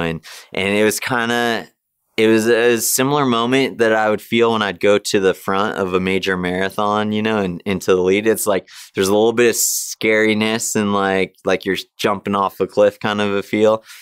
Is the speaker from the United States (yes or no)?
yes; Big Bear, California, United States; my hometown, Big Bear